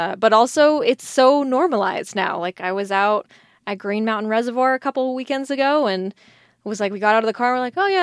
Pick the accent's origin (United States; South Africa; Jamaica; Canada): United States; Colorado Springs, Colorado; growing up in Colorado Springs